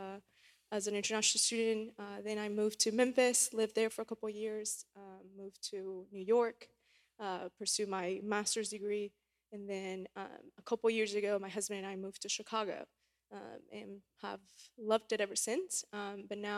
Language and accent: English; Panama City, Panama; moved away as an adult; also born or lived in Missouri; now in United States; I was born and raised in Panama City, Panama, which is a small country in Central America